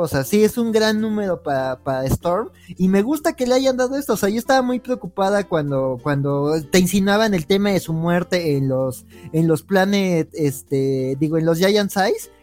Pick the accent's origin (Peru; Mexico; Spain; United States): Mexico; Mexico City; Soy de Xochimilco